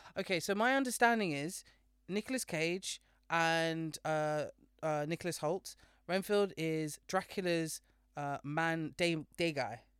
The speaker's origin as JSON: {"language": "English", "country": "United Kingdom", "said": "being British in Britain right now"}